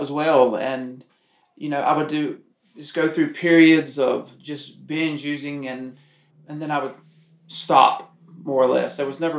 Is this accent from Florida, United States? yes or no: no; Halifax County, North Carolina, United States; I grew up in Halifax County, which is on the Virginia border